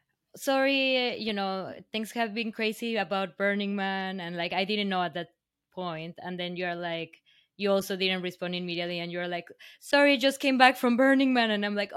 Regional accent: Mexico; now in New York City, United States; Not really. Well, to backtrack a little bit, I didn't come directly from Mexico. I actually left Mexico

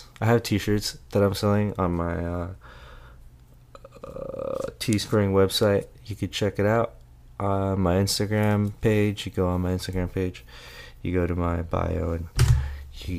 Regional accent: Philippines; moved away; when I was growing up in the Philippines

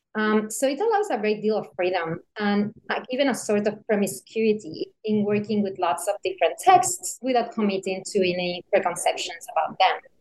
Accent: Seville, Andalusia, Spain; moved away as an adult; also born or lived in Beijing, China; I studied philosophy in college in Sevilla, which is my hometown in southern Spain.

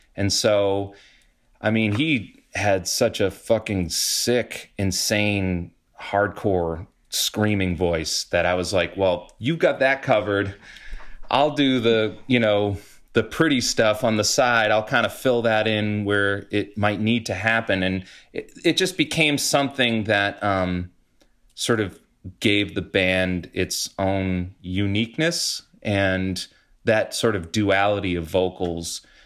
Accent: New England, United States; moved away as an adult; also born or lived in New York; now in Massachusetts, United States; being a New Englander and suffering through these fucking hellish winters

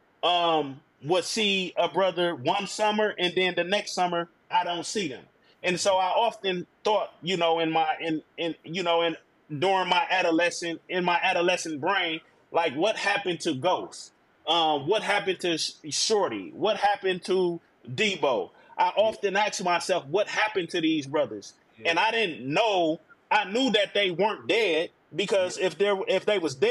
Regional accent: Milwaukee, Wisconsin, United States; now in Georgia, United States; I'm originally from Milwaukee, Wisconsin, born and raised

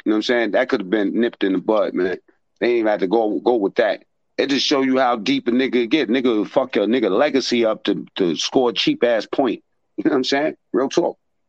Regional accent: New York City, New York, United States; I'm from Harlem.

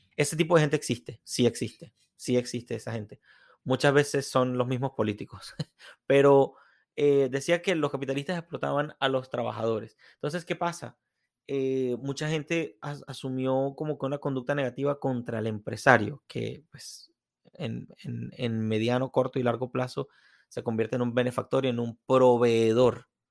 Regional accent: Venezuela; moved away; quienes venimos de Venezuela

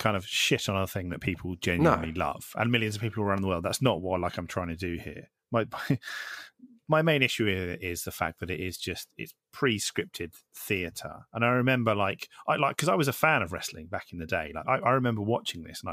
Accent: Isle of Wight, South East England, United Kingdom; I grew up on the Isle of Wight

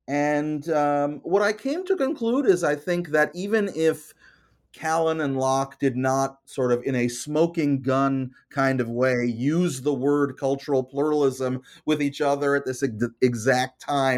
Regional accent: Canada; And of course, it's not just the American context. I'm Canadian. It's the Canadian context.

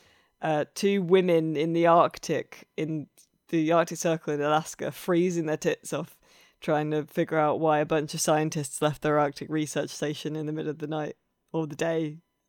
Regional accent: Ramsbury, South West England, United Kingdom; I grew up around Ramsbury and all that kind of area where, and Colin Bourne and stuff, where all the World War II paratroopers were trained for D-Day

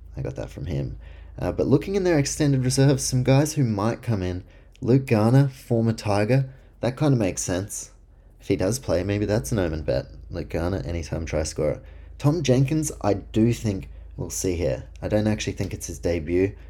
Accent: Auckland, New Zealand; right now in Auckland, uh, my hometown

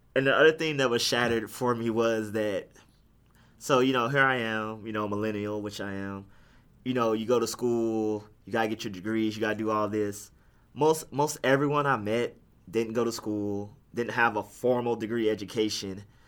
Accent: Houston, Texas, United States; I'm from Houston

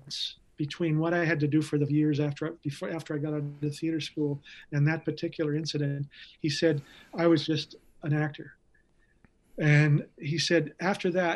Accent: Canada; I'm a Canadian actor

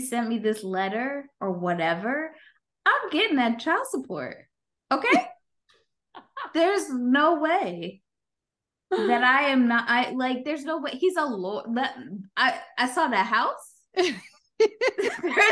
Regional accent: New York, United States; as a New Yorker

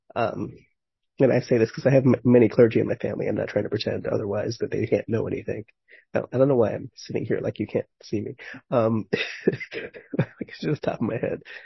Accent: New York City, New York, United States; I grew up in Manhattan and Brooklyn

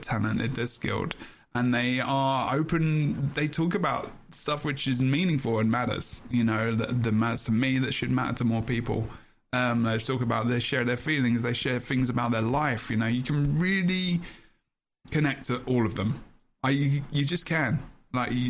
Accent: London, United Kingdom; I'm from London

